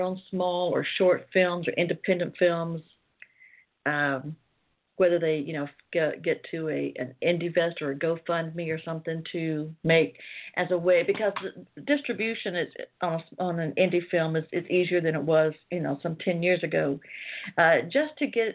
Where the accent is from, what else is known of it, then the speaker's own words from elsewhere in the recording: Atlanta, Georgia, United States; I was born and raised in Atlanta, but I'm out in the suburbs